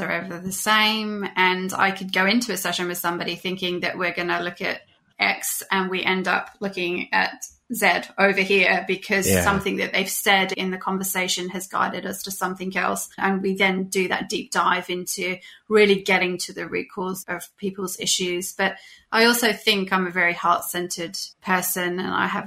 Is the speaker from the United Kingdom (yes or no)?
yes; United Kingdom; I was living in the UK at the time. I'm British.